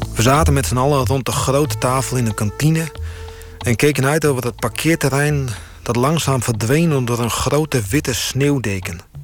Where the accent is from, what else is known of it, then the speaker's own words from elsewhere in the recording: Friesland, Netherlands; moved away as an adult; also born or lived in Groningen; ben geboren in Friesland. En daarna ben ik gaan eh, studeren in Groningen.